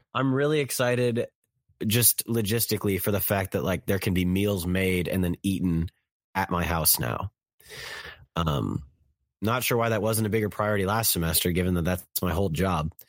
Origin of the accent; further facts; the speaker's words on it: Kansas City, United States; I'm from Kansas City